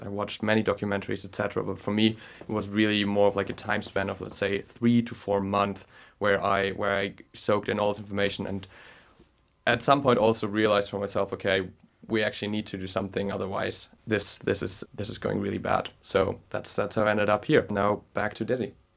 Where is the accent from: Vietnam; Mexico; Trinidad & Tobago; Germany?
Germany; moved away as an adult; also born or lived in Berlin; now in London, United Kingdom; from Germany